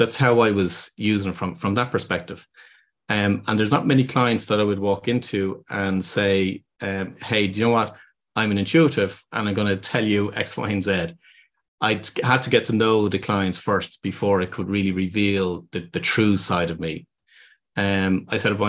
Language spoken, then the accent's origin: English; Ireland; accent: Irish; people can hear from my accent, I'm based here in Ireland